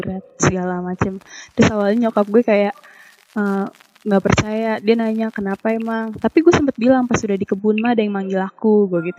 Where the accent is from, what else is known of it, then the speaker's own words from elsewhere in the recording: Jakarta, Indonesia; kalau gue sih asli Jakarta cuman kalau nyokap bokap gue emang nyokap gue dari Jawa Tengah kalau bokap gue dari Jawa Timur